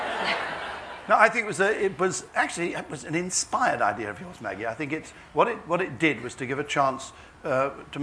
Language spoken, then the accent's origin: English; England, United Kingdom; also born or lived in Kent / Devon; I'm quite English and middle class in that respect